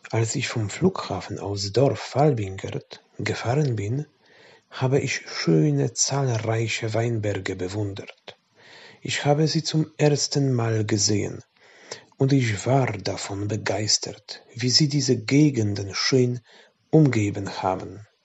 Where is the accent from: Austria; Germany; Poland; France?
Poland; German is a second language; ich komme aus Polen. Ich habe Deutsch zwölf Jahre gelernt.